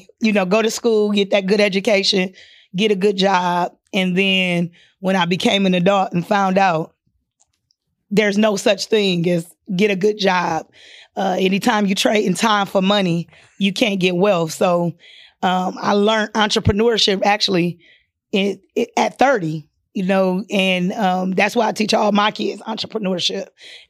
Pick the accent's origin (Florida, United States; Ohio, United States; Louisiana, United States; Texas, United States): Ohio, United States; Akron; So I was raised in Akron, Ohio, LBJ City. Well, we moved around a lot, but I'm from Akron, Ohio.